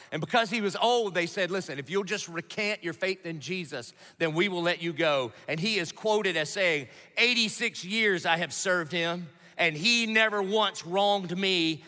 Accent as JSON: {"language": "English", "town": "Dillon", "region": "South Carolina", "country": "United States", "said": "I'm from Dillon, South Carolina"}